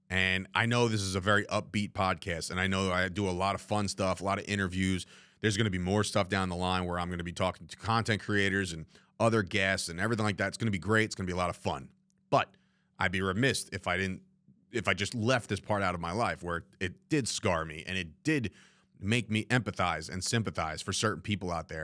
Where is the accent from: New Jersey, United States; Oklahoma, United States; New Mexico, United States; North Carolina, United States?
New Jersey, United States; three guys growing up in New Jersey